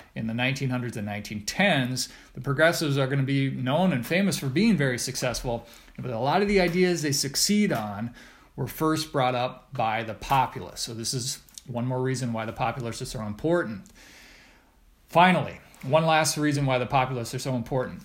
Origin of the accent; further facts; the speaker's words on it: Redfield, South Dakota, United States; I grew up in Redfield, South Dakota